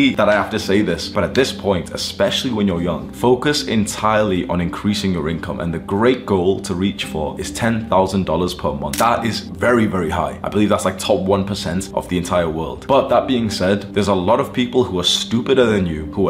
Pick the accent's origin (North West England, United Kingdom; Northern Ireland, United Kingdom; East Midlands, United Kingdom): North West England, United Kingdom; Warrington; born or raised there; moved away as an adult; now in Dubai, United Arab Emirates